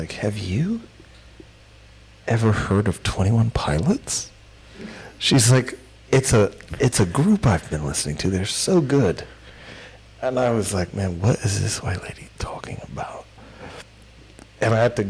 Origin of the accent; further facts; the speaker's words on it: Sudan; I'm from Sudan